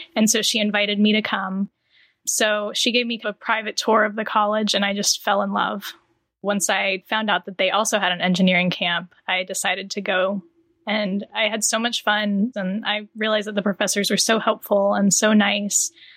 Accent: Charlotte, North Carolina, United States; I'm from Charlotte, North Carolina

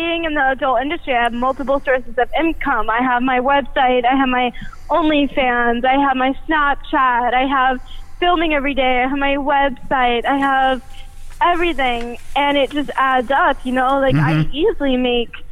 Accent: East Coast, United States; moved away; I grew up on the East Coast

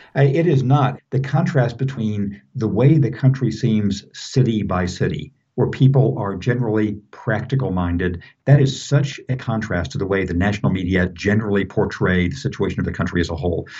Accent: Southern California, United States; moved away; I grew up in Southern California

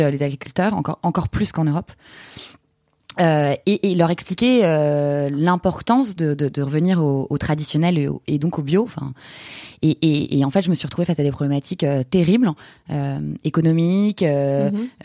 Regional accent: Paris, Île-de-France, France; moved away as an adult; also born or lived in Buenos Aires, Argentina; je suis une Parisienne 100%. Euh, j'ai fait mes études entre saint de passy La Tour

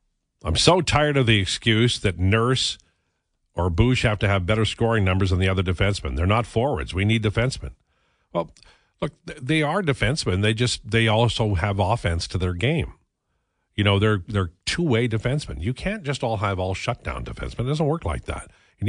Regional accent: Canada; I'm a Canadian.

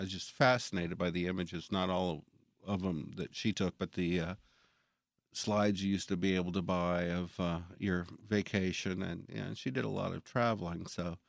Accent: Jackson, United States; Well, I'm from Jackson. Well, I grew up here.

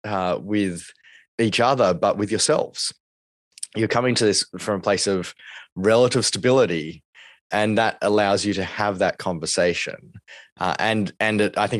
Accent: Australia; we as Australians

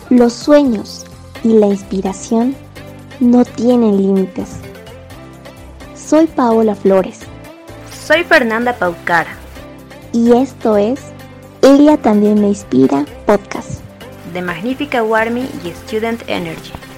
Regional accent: Bolivia; como bolivianos y como jóvenes

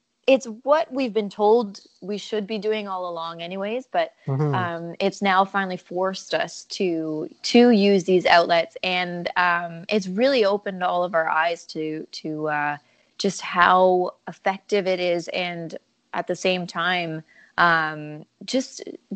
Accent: Canada; I'm a Canadian country music singer-songwriter

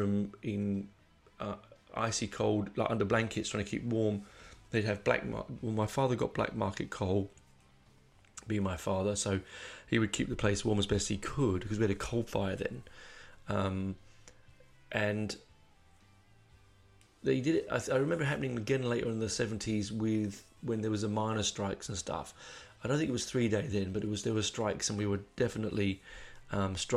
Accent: England, United Kingdom; I'm English

